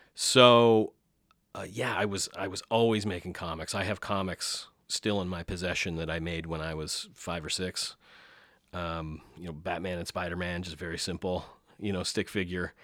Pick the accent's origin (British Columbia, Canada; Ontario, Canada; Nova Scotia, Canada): Ontario, Canada; St. Thomas; also born or lived in Deep River, Ontario; my parents moved to Saint Thomas, Ontario, so more southwestern Ontario, uh, area, and grew up there